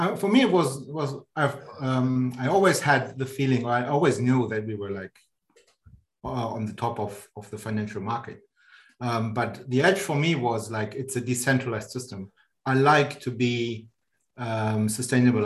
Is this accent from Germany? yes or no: yes; Germany; moved away as an adult; now in Switzerland; I'm born in Germany and um, born and raised in Germany.